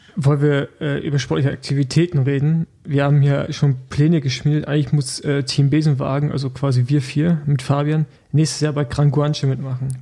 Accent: Rostock, Mecklenburg-Vorpommern, Germany; now in Berlin, Germany; ich bin ja eigentlich noch äh, Rostocker, aber natürlich zugezogener Berliner

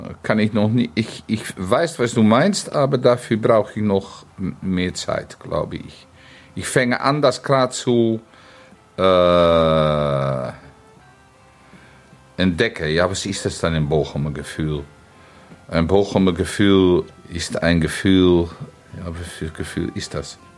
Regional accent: Netherlands; German is a second language; Ich bin ein Niederländer.

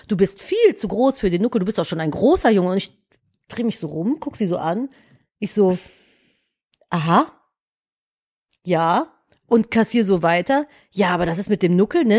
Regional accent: Cologne, North Rhine-Westphalia, Germany; ich komme halt aus Köln.

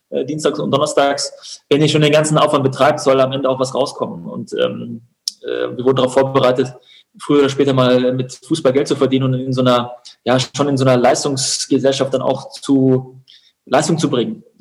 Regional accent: Unterhaching, Bavaria, Germany; Und Haching ist meine Heimat und ähm, oder war damals meine Heimat und mein Zuhause.

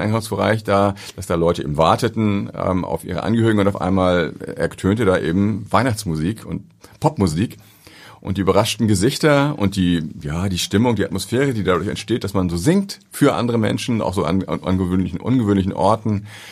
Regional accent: Ahrensburg, Schleswig-Holstein, Germany; ich komme aus Ahrensburg, hab da, beim, hab da war da Torwart in der Jugendmannschaft

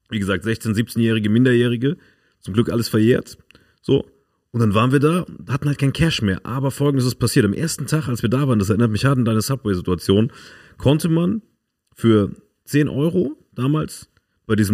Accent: Germany; Ja, ich bin auch Deutscher, was geht, Alter?

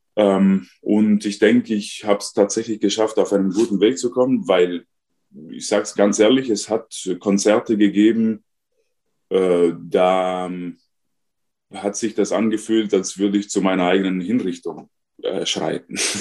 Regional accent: South Tyrol, Trentino-Alto Adige, Italy; first language Ladin; German is a second language; now in Austria; Ich bin ein Südtiroler ladinischer Muttersprache

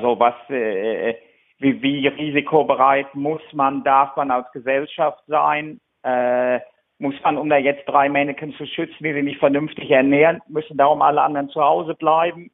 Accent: Germany; now in United Kingdom; als Deutscher

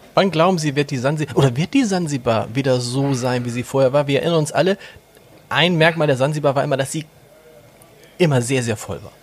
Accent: Hamburg, Germany; ich komme ja aus Hamburg

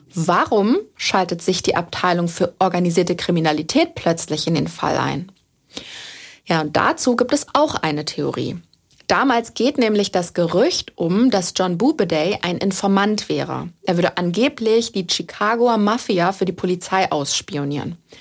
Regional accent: Germany; bei uns in Deutschland

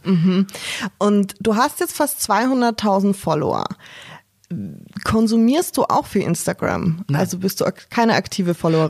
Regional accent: Austria; moved away; ich bin gebürtige Österreicherin und ich war ähm, zu Weihnachten zu Hause natürlich

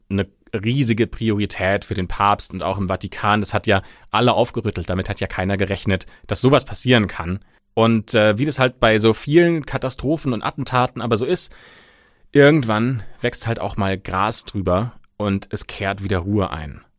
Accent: Germany; bei uns in Deutschland

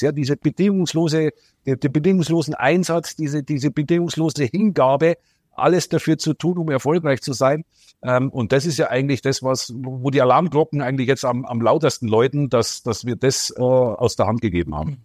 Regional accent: near Munich, Bavaria, Germany; Ich komme ja aus Bayern, aus äh, ein bisschen außerhalb von München bin ich groß geworden

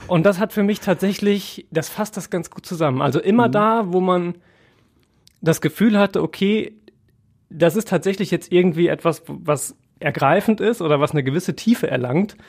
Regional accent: Essen, North Rhine-Westphalia, Germany; für uns aus Essener Sicht

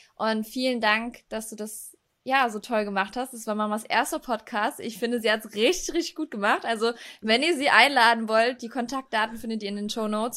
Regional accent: Echtweil, North Rhine-Westphalia, Germany; moved away; Also das Wochenende werde ich dann in Echtweil an meiner Heimat verbringen

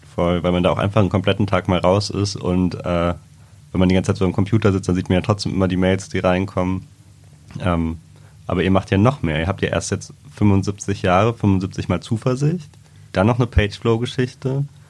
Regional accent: Trier, Rhineland-Palatinate, Germany; moved away; ich komme ja aus Trier

